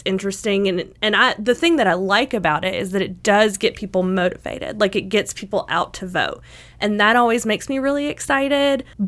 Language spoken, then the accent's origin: English; East Tennessee, United States; I grew up in East Tennessee